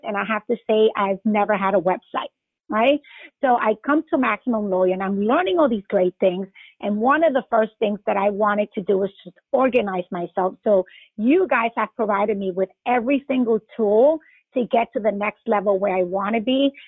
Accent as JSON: {"language": "English", "region": "New York", "country": "United States", "moved": "as an adult", "lives_now": "Atlanta, United States", "said": "I'm originally from New York, practiced there a couple of years, then came here"}